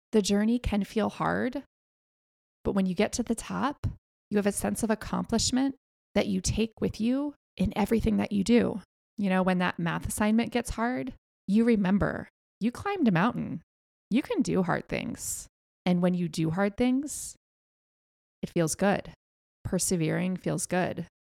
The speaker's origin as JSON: {"language": "English", "country": "United States", "said": "being an American"}